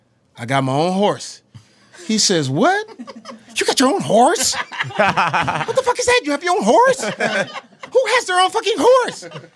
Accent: Texas, United States; I come from Texas. I come from the South.

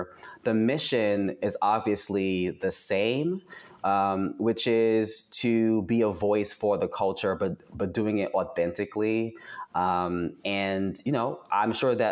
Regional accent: New York City, New York, United States; moved away as an adult; also born or lived in Atlanta; I am born and raised in Brooklyn, New York

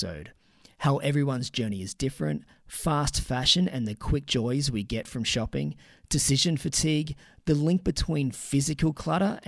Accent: Sydney, New South Wales, Australia; moved away; I'm originally from Sydney

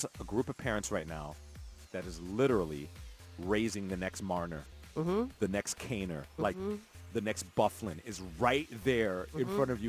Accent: New York City, New York, United States; moved away; also born or lived in Chicago; I'm also originally from New York City

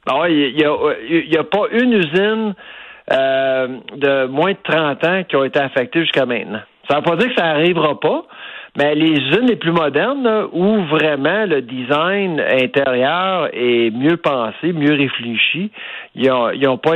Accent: Quebec, Canada; moved away; je suis québécois d'origine, j'ai vécu ailleurs

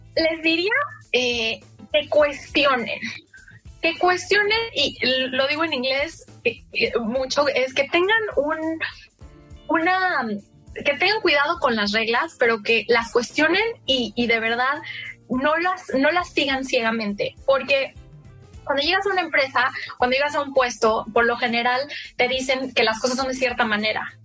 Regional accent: Mexico; moved away as an adult; also born or lived in United States; now in London, United Kingdom

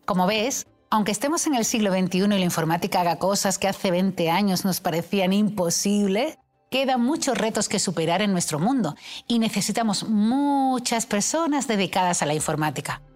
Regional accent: Seville, Andalusia, Spain; yo soy matemática y sevillana

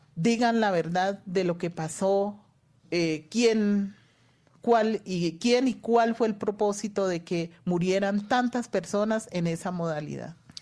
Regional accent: Valle del Cauca, Colombia; yo también soy vallecaucana

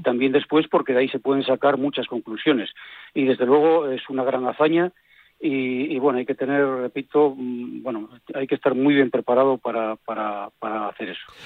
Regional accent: Villaviciosa, Asturias, Spain; now in Oviedo, Spain; soy natural de Villaviciosa, un pueblo que queda ah. un poco más cerca de Gijón que de Oviedo, pero estoy ahí y vivo en Oviedo

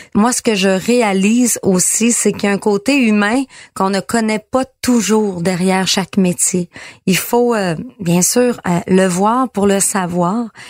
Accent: Quebec, Canada; chez nous au Lac-Saint-Jean

